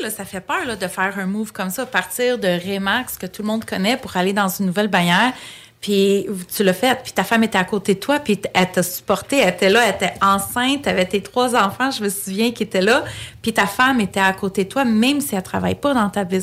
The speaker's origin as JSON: {"language": "French", "region": "Quebec", "country": "Canada", "tie": "born there", "said": "Je suis née au Québec, mais je suis d'origine grecque j'ai grandi vraiment dans une famille très, très, très traditionnelle, très grecque, old school."}